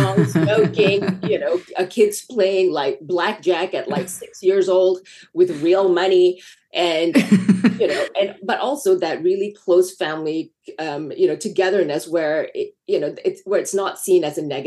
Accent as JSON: {"language": "English", "country": "Malaysia", "tie": "born or raised there", "moved": "as an adult", "lives_now": "Los Angeles, United States", "said": "I grew up in Malaysia. And I didn't come to this country until I was 19."}